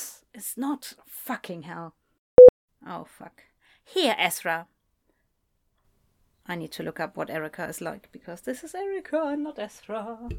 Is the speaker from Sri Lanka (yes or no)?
no; United Kingdom; I'm as British as I can be, but I don't necessarily always know which is the British original pronunciation